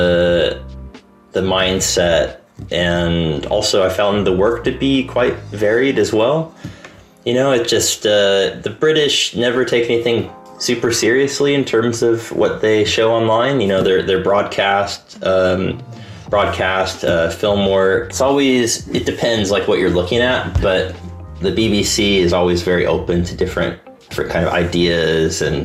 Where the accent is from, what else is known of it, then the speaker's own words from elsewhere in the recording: Sacramento, California, United States; moved away as an adult; also born or lived in Los Angeles, United States; now in United Kingdom; I grew up in Sacramento, and I grew up to a family of teachers